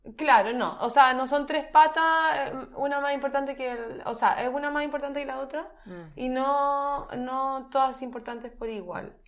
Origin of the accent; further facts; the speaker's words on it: Chile; nosotros somos el país de Latinoamérica